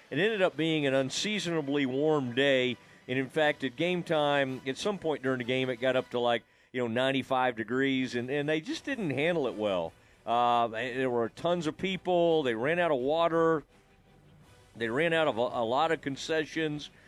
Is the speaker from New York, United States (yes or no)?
no; Kaufman, Texas, United States; where I grew up in Kaufman